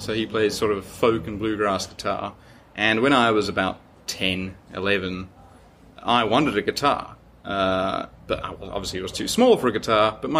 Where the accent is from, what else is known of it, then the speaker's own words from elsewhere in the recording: Sydney, New South Wales, Australia; And I'm from Sydney.